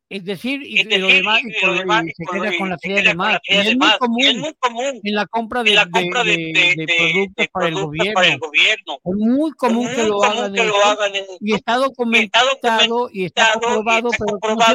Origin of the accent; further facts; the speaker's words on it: Mexico; aquí en México, te, te decía porque no nomás somos mexicanos